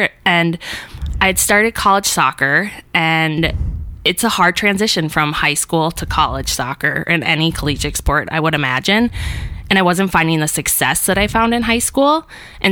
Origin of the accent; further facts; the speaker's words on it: Duluth, Minnesota, United States; born and raised in Duluth